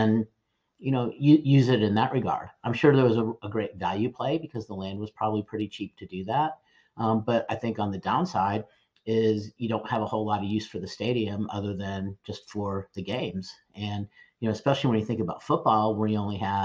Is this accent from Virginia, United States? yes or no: no; Houston, Texas, United States; my hometown of Houston